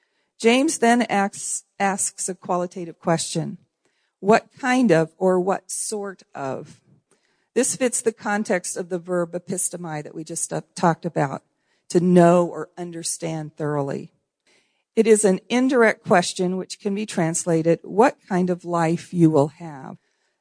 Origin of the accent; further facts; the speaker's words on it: Haiti; I'm also a missionary kid. That's a strong identity issue for me. And I grew up in Haiti. My parents were pioneer missionaries there in Haiti.